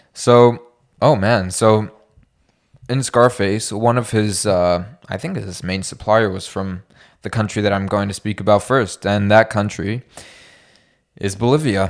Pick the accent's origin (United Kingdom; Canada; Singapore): Canada; we're Canadian